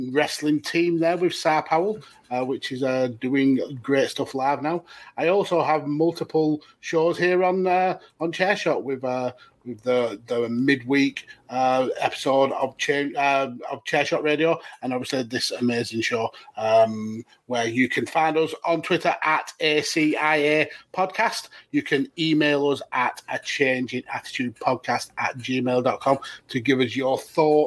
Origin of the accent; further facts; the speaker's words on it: United Kingdom; I'm British, not American